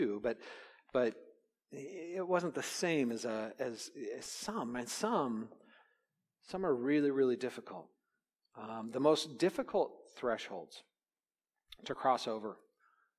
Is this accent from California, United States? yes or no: yes; California, United States; Growing up in California, I was very aware of thresholds because as a kid, we did a lot of earthquake, you know, drills